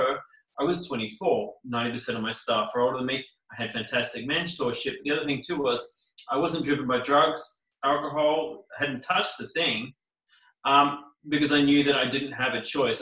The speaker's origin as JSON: {"language": "English", "region": "Queensland", "country": "Australia", "tie": "born or raised there", "also_born_or_lived": "New Zealand / Sydney, Australia", "said": "I was born in New Zealand, but I sort of grew up predominantly in Australia. I mean, when I turned three, you know, moved to Queensland"}